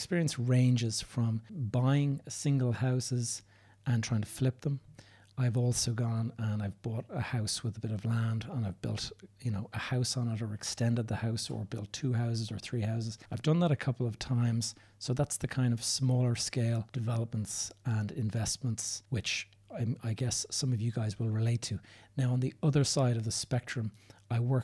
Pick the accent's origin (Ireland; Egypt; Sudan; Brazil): Ireland; Dublin, Leinster; also born or lived in south of Spain; I'm recording this from Dublin, Ireland, which is my hometown.